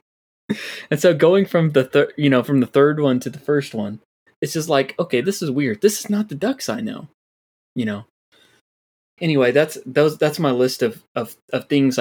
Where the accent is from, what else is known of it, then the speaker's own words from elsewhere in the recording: Florida, United States; we're from Florida